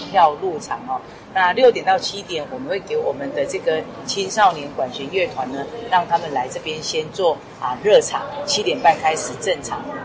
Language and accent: Chinese; Changhua County, Taiwan; 我们彰化人